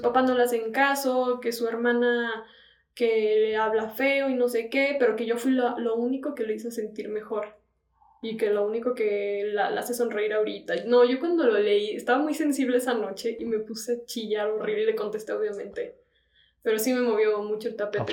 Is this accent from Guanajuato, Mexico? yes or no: yes; León, Guanajuato, Mexico; soy de León